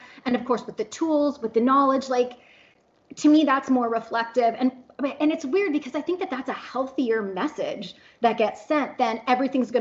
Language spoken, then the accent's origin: English; Canada; now in Oklahoma, United States; I'm Canadian, so my family's 2,000 kilometers away